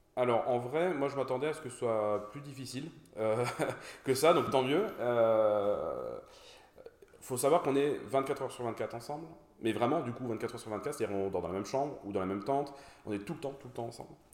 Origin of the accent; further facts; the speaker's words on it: Brest, Brittany, France; also born or lived in Paris; now in Toulouse, France; je suis toulousain depuis 2019, euh, brestois d'origine.